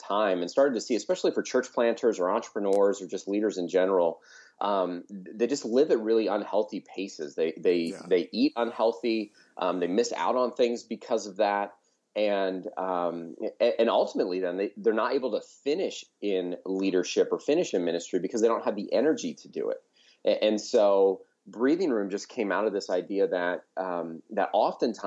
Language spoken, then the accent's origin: English; outside of Philadelphia, Pennsylvania, United States; moved away as an adult; now in Tucson, United States; a really great church where I grew up outside of Philadelphia. So I grew up on the East Coast.